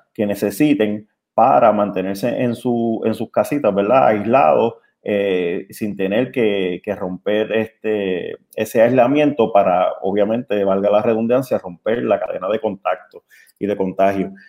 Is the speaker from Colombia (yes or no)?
no; Puerto Rico; Como somos los puertorriqueños